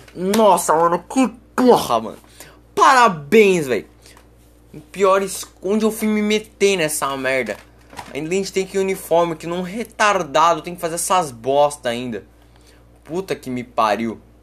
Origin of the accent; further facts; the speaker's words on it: Brazil; eu sou, eu sou brasileiro